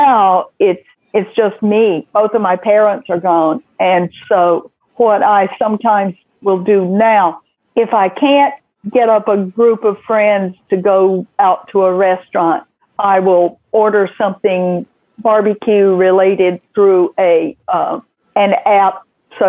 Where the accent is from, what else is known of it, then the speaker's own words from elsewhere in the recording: Atlanta, Georgia, United States; moved away; also born or lived in Alabama; I was growing up in Atlanta